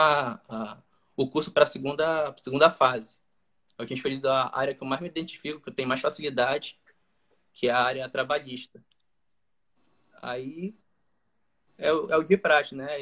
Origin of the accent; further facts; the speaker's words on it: Macapá, Amapá, Brazil; eu sou aqui do estado do Amapá, daqui da capital de Macapá